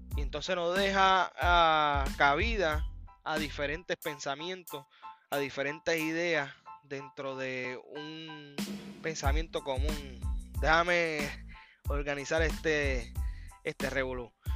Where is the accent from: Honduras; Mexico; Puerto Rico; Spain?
Puerto Rico; soy un puertorriqueño independentista